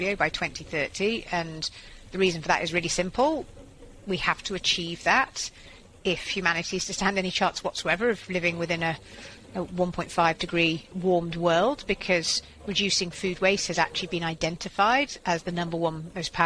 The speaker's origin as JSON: {"language": "English", "region": "Yorkshire and the Humber", "country": "United Kingdom", "tie": "born or raised there", "also_born_or_lived": "Switzerland", "moved": "yes", "said": "I'm a farmer's daughter, so sort of food waste is akin to a crime in our family. And I was from Yorkshire, yeah. Yeah, so my parents are farmers up in North Yorkshire, and they sort of worked myself and my two younger brothers extremely hard on the family farm"}